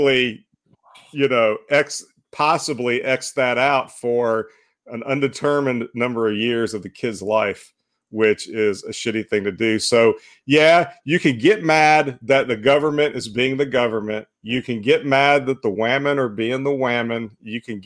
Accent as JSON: {"language": "English", "region": "Northeast Alabama", "country": "United States", "tie": "born or raised there", "said": "I grew up in Northeast Alabama and not too far from a place called Sand Mountain"}